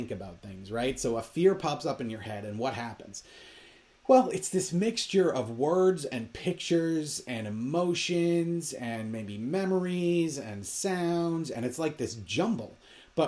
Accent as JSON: {"language": "English", "region": "Minnesota", "country": "United States", "tie": "born or raised there", "said": "I grew up in Minnesota, so I am very well aware of how cold it is"}